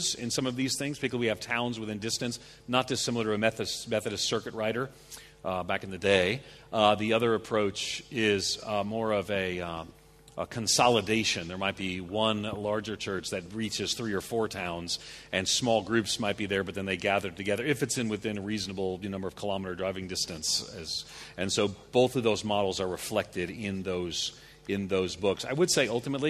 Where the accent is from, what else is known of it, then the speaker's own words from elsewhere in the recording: outside of New York City, United States; I grew up outside of New York City